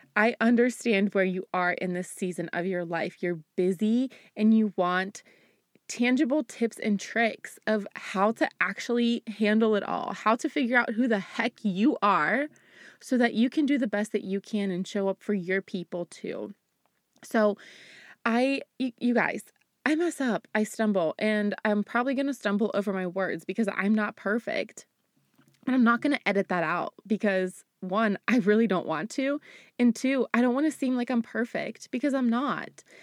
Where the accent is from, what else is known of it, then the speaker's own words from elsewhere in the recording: United States; also born or lived in Bulgaria; I grew up in America